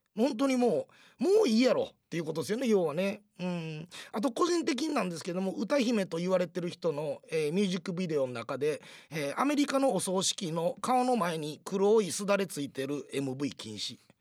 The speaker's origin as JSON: {"language": "Japanese", "region": "Kansai", "country": "Japan", "said": "我々関西人"}